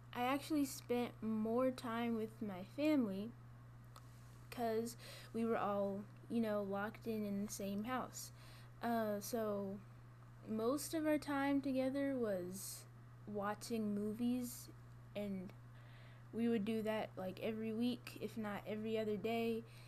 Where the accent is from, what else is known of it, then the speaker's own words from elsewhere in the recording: Gwinnett County, Georgia, United States; now in LaGrange, United States; I'm a freshman and I'm from Gwinnett County, Georgia